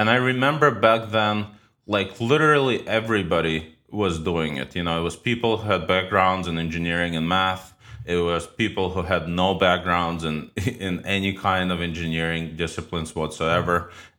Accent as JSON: {"language": "English", "town": "New York City", "region": "New York", "country": "United States", "tie": "born or raised there", "also_born_or_lived": "Ukraine", "said": "I was born in Ukraine. I moved to New York City with my parents when I was 13. I basically grew up in New York, or spent, you know, half my life in New York."}